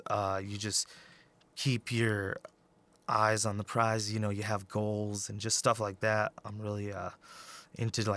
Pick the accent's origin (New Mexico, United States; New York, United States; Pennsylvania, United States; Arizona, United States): New Mexico, United States; Peñasco; also born or lived in Albuquerque; I was born in Albuquerque, but I grew up in northern New Mexico